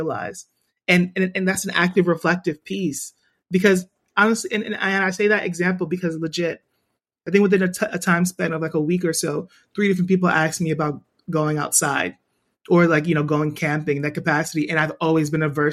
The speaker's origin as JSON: {"language": "English", "town": "New York City", "region": "New York", "country": "United States", "tie": "born or raised there", "said": "I'm born and bred in Brooklyn"}